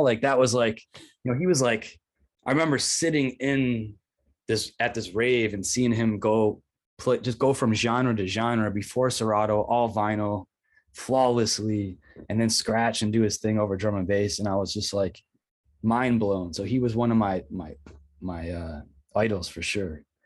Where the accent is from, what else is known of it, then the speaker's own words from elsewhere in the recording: Rochester, New York, United States; moved away as an adult; also born or lived in Brooklyn, New York; I moved back to Rochester from Brooklyn last year